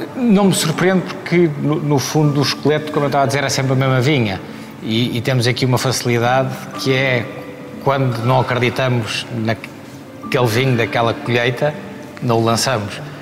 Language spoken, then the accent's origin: Portuguese; Herdade de São Miguel, Alentejo, Portugal; o sítio onde eu cresci para o sítio onde eu trabalho